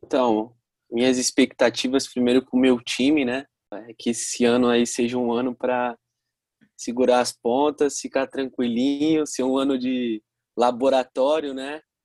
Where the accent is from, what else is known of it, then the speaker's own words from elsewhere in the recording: Santos, São Paulo, Brazil; eu também sou de Santos